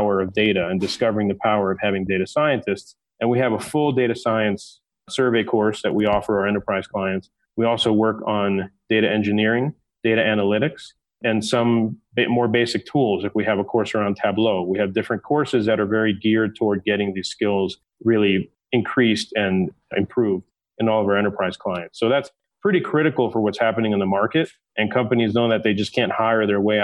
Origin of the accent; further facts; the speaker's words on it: New York City, New York, United States; also born or lived in London; now in Denver, United States; Grew up in Manhattan, so I'm a New Yorker.